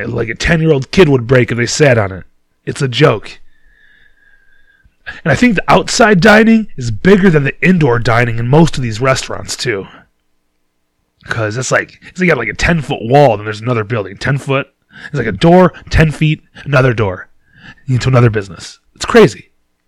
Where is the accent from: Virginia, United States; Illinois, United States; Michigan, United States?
Michigan, United States; Detroit; we're from Detroit